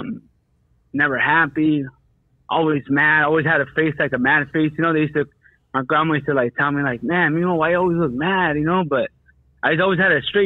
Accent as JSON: {"language": "English", "town": "Santa Ana", "region": "California", "country": "United States", "said": "I'm from Santana."}